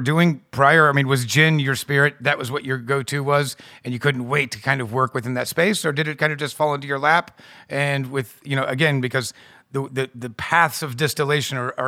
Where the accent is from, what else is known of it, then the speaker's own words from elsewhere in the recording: United States; as an American